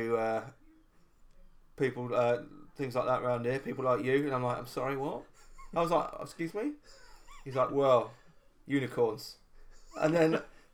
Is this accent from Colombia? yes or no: no; United Kingdom; accent: southern; When I hear myself back, I just sound like I'm from the South